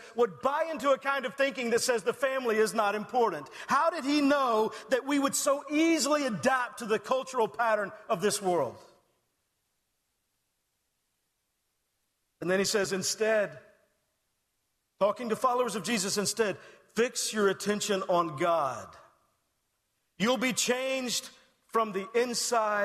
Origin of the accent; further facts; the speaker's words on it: Texas, United States; I'm from Texas.